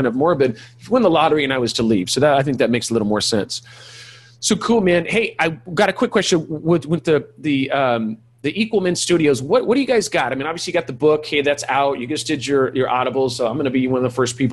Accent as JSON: {"language": "English", "region": "California", "country": "United States", "said": "I am from California"}